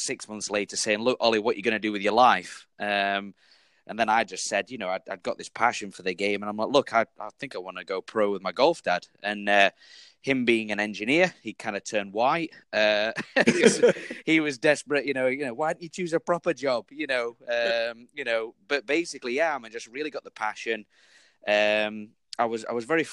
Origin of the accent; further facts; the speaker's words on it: Sheffield, Yorkshire and the Humber, United Kingdom; I grew up in Sheffield